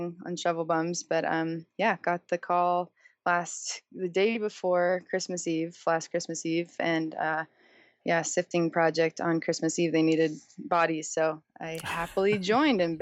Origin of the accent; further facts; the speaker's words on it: San Diego, California, United States; I'm born and raised in San Diego